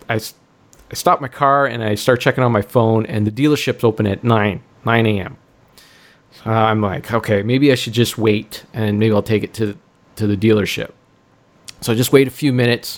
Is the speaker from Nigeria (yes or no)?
no; Stouffville, Ontario, Canada; my hometown here, Stouffville